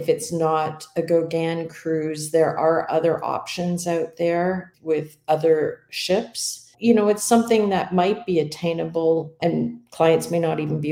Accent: Canada; As a Canadian

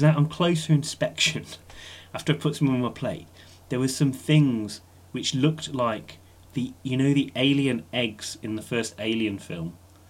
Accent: Black Country, West Midlands, United Kingdom; I'm from the Black Country, so we eat a lot of offal there.

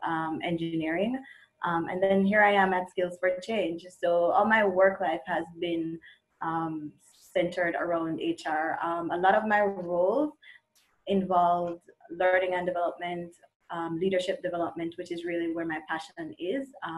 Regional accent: Jamaica; moved away as an adult; now in Canada; I'm originally from Jamaica, migrated to Canada at the end of 2017

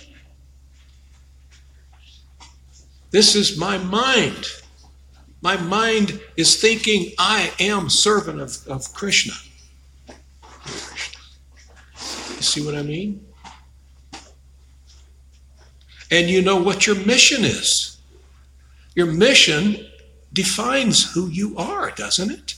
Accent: Chicago, Illinois, United States; now in Arizona, United States; when I was a kid, I grew up in Chicago

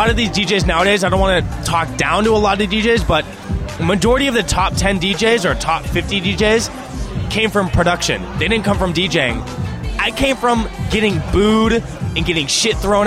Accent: San Luis Obispo, California, United States; I'm from San Luis Obispo, California

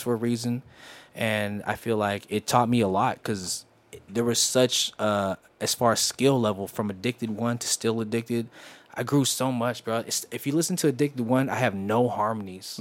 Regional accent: West Coast, United States; I'm from the West Coast

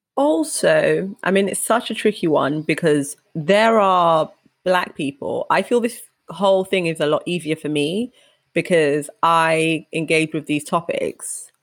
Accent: United Kingdom; a Ugandan first generation British black woman

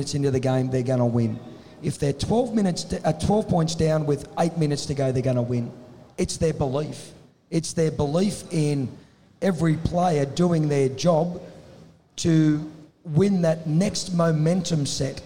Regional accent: Tamworth, New South Wales, Australia; I come from Tamworth

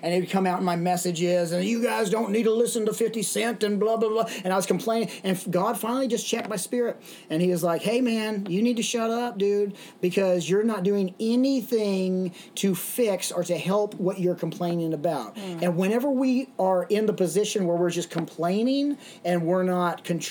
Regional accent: Little Rock, Arkansas, United States; also born or lived in Dallas, Texas / Los Angeles, California; now in Ventura, United States; we moved from Dallas to Little Rock, Arkansas. And in Little Rock, Arkansas, I would be there during the school years and during the summer times back in Los Angeles, San Fernando Valley.

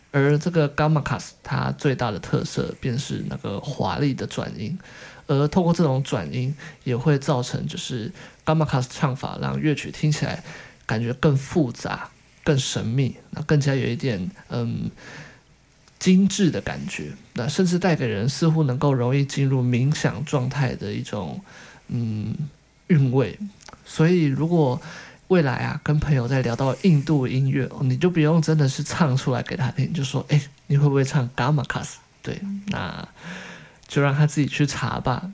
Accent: Taiwan; 我们身在台湾

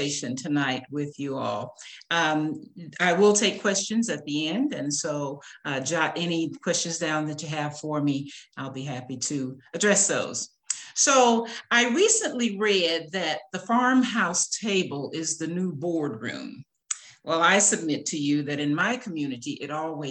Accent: Jackson, Tennessee, United States; moved away as an adult; now in Vicksburg, United States; moved from Tennessee, which is my hometown, Jackson, Tennessee, to Vicksburg, Mississippi

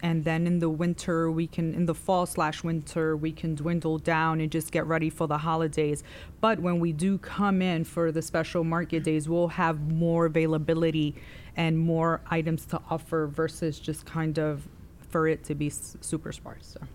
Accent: New York City, New York, United States; moved away as an adult; also born or lived in Clover, South Carolina; now in South Carolina, United States; I am from New York City

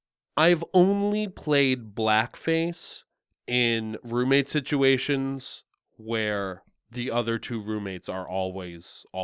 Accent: Canada; Okay. I'm Canadian.

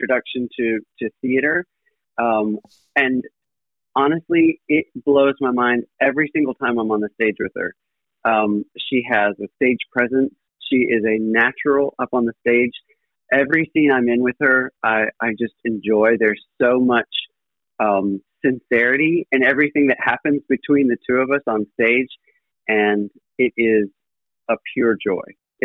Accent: Pinehurst, North Carolina, United States; also born or lived in Greenville, South Carolina / Raleigh, North Carolina; I was born around Pinehurst, North Carolina, in Moore County. Grew up there my entire life

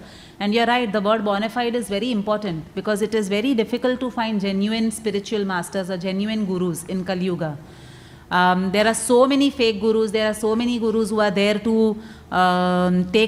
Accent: Mumbai, Maharashtra, India; I come from Mumbai

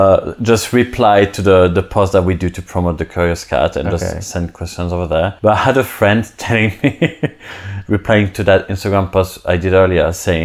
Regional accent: Switzerland; moved away; I'm not French. Never been, never were. I speak French, though, but I'm from Switzerland

